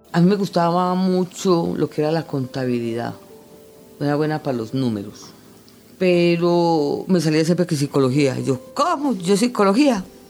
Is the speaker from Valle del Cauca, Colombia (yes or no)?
no; Bello, Antioquia, Colombia; Vivo en Bello, y nací y crecí realmente pues en Bellú, en el barrio del Congolo.